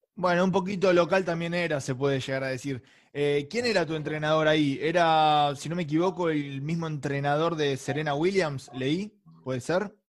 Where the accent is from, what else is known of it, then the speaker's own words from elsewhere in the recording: Castelar, Buenos Aires Province, Argentina; yo soy de, Morón, Castelar